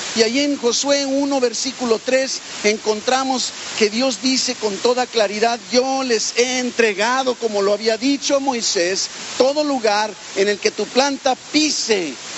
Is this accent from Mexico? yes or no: yes; Mexico; como mexicanos, como hispanos, pero más como mexicanos